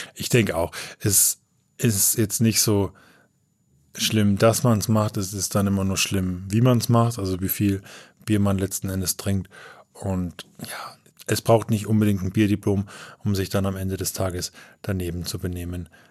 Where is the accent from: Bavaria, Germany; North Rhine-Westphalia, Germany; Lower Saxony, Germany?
Bavaria, Germany; Coburg; Ich komme eher aus, äh, aus Coburg, aus dem nördlichen Oberfranken